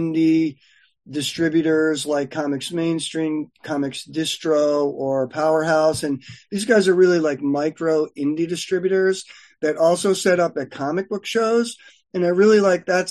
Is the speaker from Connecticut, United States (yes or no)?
yes; Connecticut, United States; moved away as an adult; now in Los Angeles, United States; I was from Connecticut